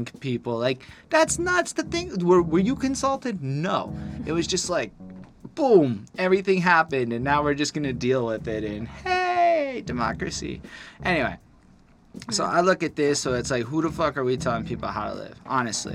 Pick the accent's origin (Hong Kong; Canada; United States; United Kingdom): Canada; We're freaking Canada